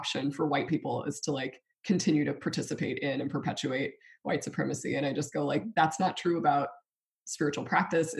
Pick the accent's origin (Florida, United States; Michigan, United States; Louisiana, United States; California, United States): Louisiana, United States; South; I live in South Louisiana, we're Cajun